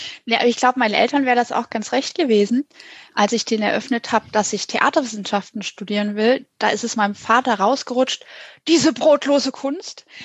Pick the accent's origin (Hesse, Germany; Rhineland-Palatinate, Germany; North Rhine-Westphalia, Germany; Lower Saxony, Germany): Lower Saxony, Germany; Hanover; moved away; Ich bin mal in Hannover, wo ich aufgewachsen bin